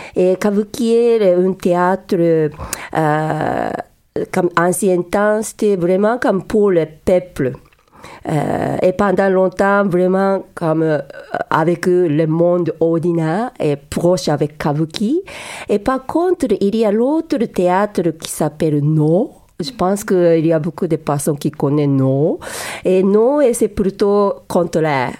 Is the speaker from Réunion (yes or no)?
no; Yokohama, Kanagawa, Japan; French is a second language; moved away as an adult; now in Montreal, Canada; je suis née au Japon et moi, j'ai grandi dans la ville Yokohama